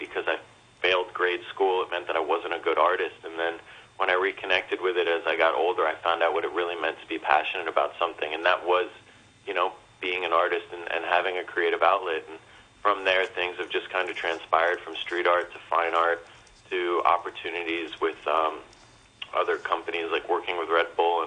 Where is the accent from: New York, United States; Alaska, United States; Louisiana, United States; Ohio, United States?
New York, United States; also born or lived in Manhattan, New York City / Westchester; I'm born and raised in New York